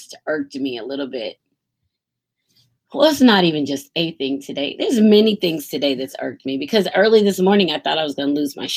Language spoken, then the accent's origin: English; United States; I'm Black American